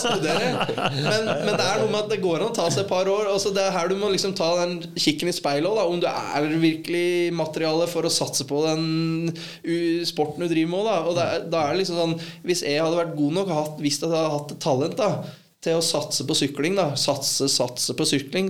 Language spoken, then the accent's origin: Norwegian; Ål, Buskerud, Norway; hjemme på Ål